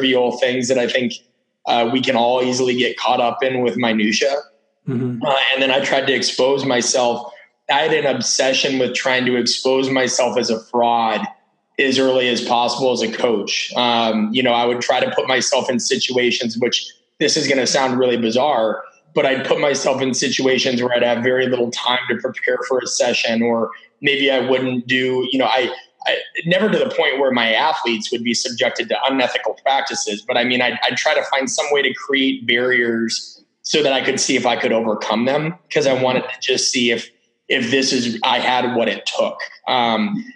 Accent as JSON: {"language": "English", "town": "Omaha", "region": "Nebraska", "country": "United States", "tie": "born or raised there", "said": "I grew up in Omaha, which is about 1 million people."}